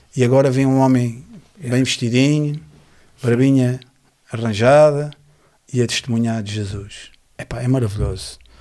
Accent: Lisbon, Portugal; eu nasci na, em Lisboa, na maternidade de Alfredo Costa

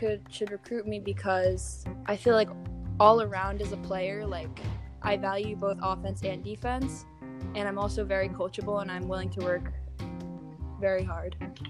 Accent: New York, United States; I'm from New York.

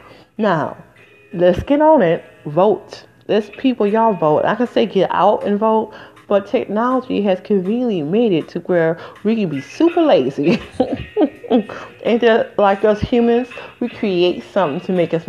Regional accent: Michigan, United States; now in New Jersey, United States; I'm from Michigan originally, but I live in New Jersey

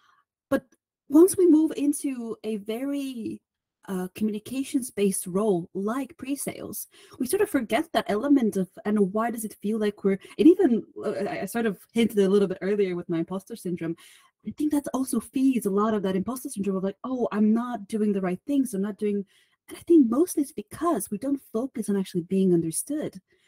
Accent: Bulgaria; now in United Kingdom; Originally, I'm from Bulgaria. But at the moment, you will find me at the beautiful part of the UK in the northeast

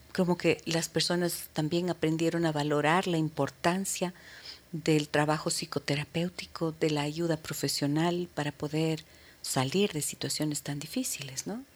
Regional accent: Imbabura, Ecuador; Imbabura, ¿no? A mi tierra

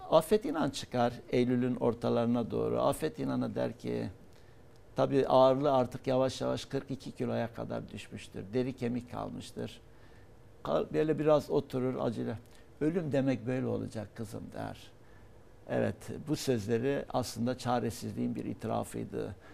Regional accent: Hatay, Turkey; born there; Onun için ben Hatay'da doğdum. Atatürk'e şükran borçluyum. E, ve Hatay'a Atatürk ömrünü verdi.

